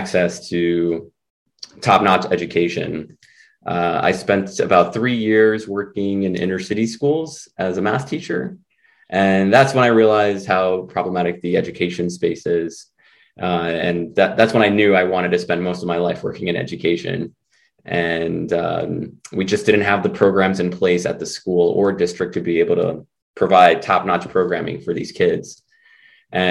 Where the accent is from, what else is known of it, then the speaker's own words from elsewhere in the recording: New York City, New York, United States; first language Spanish; English is a second language; also born or lived in Rochester, New York; I'm originally from New York City